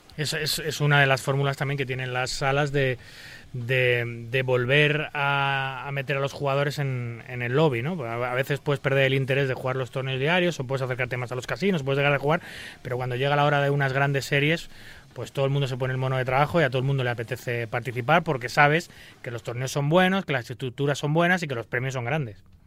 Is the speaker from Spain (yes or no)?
yes; Spain; soy española